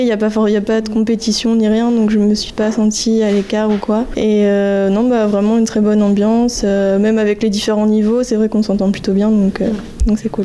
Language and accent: French; Normandy, France; moved away as an adult; je suis pas du tout de la région de base, je suis euh, de Normandie